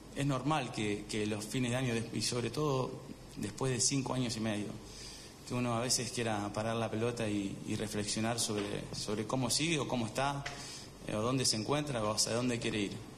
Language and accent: Spanish; Argentina